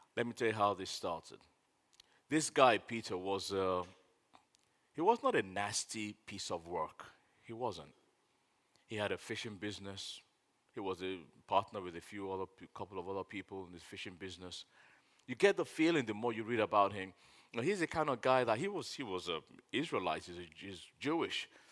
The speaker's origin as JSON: {"language": "English", "country": "Nigeria", "said": "I'm a Nigerian"}